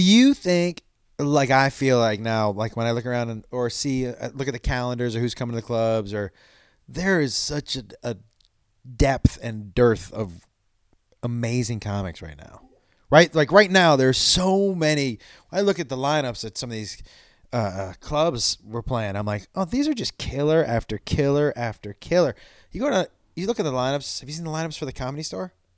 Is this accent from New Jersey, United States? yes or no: no; Western Massachusetts, United States; I grew up in Western Mass